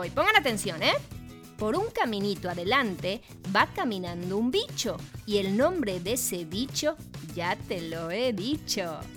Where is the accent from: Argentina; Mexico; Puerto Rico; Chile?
Argentina; Y nos somos de Argentina. Somos de Argentina.